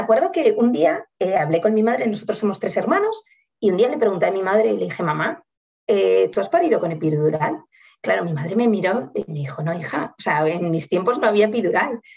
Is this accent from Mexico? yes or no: no; Salamanca, Castile and León, Spain; moved away as an adult; now in Madrid, Spain; yo soy de Salamanca, pero llevo viviendo en Madrid eh, como 13 años